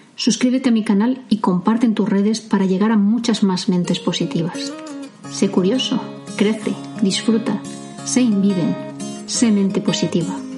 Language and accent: Spanish; Medina del Campo, Castile and León, Spain; hasta los tres años yo vivía muy cerca de un paso a nivel, cercano a la estación de trenes de mi pueblo, de Medina del Campo